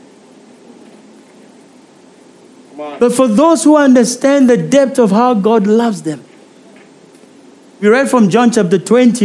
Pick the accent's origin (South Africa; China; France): South Africa; I'm a South African